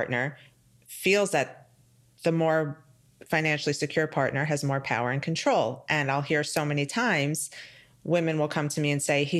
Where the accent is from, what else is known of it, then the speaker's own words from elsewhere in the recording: New York, United States; now in Florida, United States; I'm from New York, where things are handled very differently.